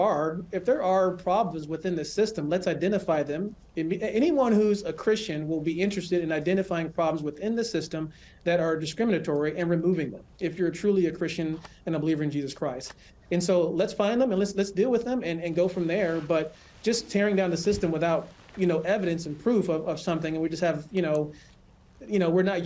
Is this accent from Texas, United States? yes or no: no; Los Angeles, California, United States; moved away as an adult; also born or lived in Colorado Springs, Colorado; now in Michigan, United States; I grew up in California, and I spent the majority of my life there